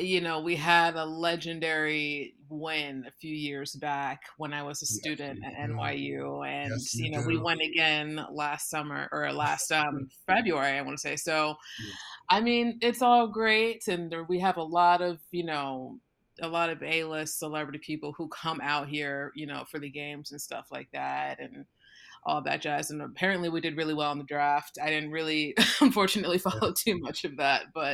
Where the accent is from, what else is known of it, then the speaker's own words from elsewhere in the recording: New Jersey, United States; I'm from South Jersey